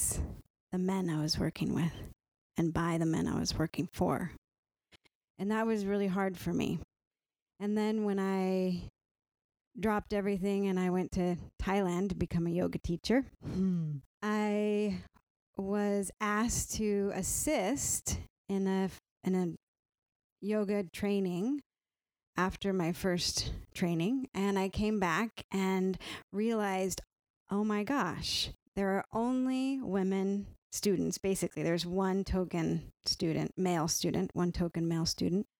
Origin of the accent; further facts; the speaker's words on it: California, United States; moved away; I was raised in California